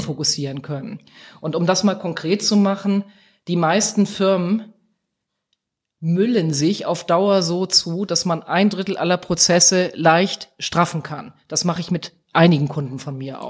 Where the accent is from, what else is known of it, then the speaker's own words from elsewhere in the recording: Eckernförde, Schleswig-Holstein, Germany; moved away; also born or lived in Essen; in Eckernförde da ein bestimmtes Gebäude, das ist in meiner Heimat, das liegt an der Ostseeküste